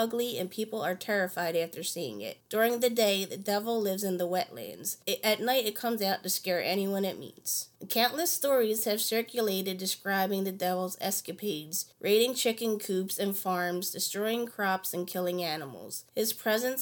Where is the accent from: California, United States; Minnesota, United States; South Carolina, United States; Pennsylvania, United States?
Pennsylvania, United States; moved away; I grew up in Pennsylvania.